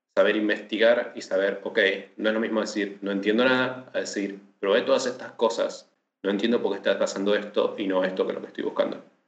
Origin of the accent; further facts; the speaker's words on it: Patagonia, Argentina; now in Buenos Aires, Argentina; soy del sur de la Argentina, de la Patagonia